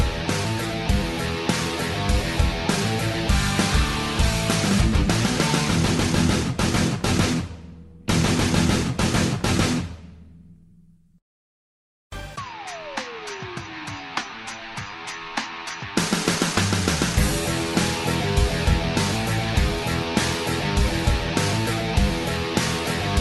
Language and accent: English; United States; when I grew up in America